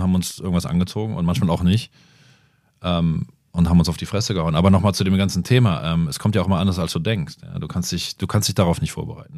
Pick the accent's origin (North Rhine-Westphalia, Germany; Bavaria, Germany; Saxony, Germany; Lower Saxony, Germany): North Rhine-Westphalia, Germany; Bonn; in Tam Tambusch, wo ich groß geworden bin